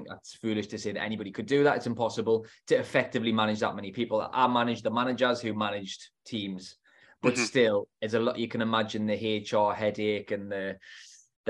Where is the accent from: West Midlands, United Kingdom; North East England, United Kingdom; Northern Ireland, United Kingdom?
North East England, United Kingdom; the North East; from the Northeast, if you can't tell by my accent.